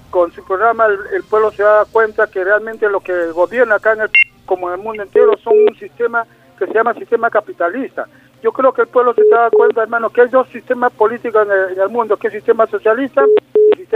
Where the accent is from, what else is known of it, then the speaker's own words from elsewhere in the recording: Peru; como peruanos no tenemos ese derecho que corresponde de nuestra realidad para poder afrontar nuestros problemas